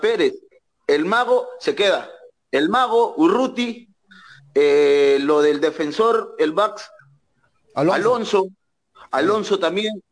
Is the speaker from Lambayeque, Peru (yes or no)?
yes; Cayaltí, Lambayeque, Peru; acá en mi tierra, Cayaltí, de Perú